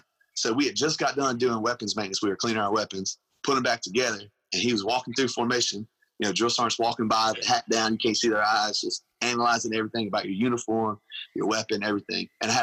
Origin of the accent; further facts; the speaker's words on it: Louisiana, United States; because I was from Louisiana. No one could understand what I would say.